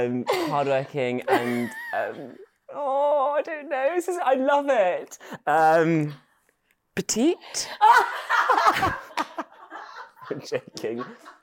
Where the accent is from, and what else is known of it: Oxford, South East England, United Kingdom; born or raised there; also born or lived in London